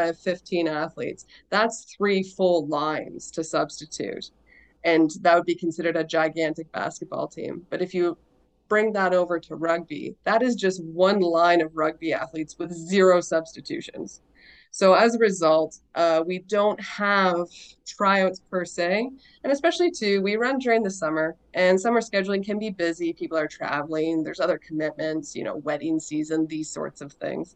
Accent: Kingston, Ontario, Canada; now in Pembroke, Canada; I'm originally from Kingston

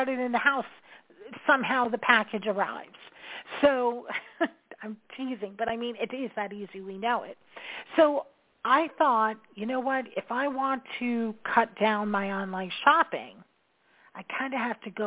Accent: New York, United States; I'm a New Yorker.

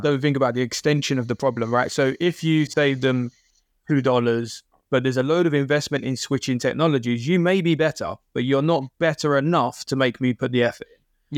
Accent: United Kingdom; being a British person

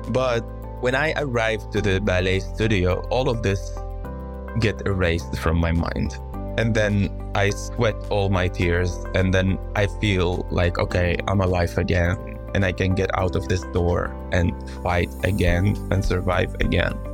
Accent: Yarmouk, Damascus Governorate, Syria; I had a beautiful childhood in this little refugee camp, and most of the people there were from Palestinian background, but officially they are stateless

